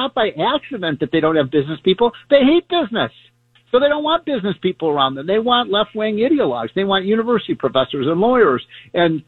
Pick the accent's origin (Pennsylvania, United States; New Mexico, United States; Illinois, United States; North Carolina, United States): Illinois, United States; I'm from Illinois